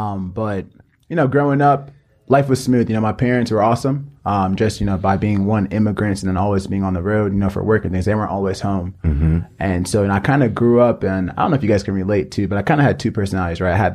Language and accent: English; Florida, United States; But if you take it all the way back, I'm from Nigeria. I was actually born in the States.